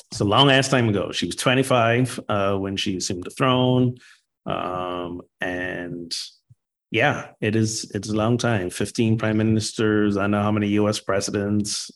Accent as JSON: {"language": "English", "country": "Barbados", "tie": "born or raised there", "moved": "as an adult", "lives_now": "United States", "said": "I was born and grew up in Barbados till 19"}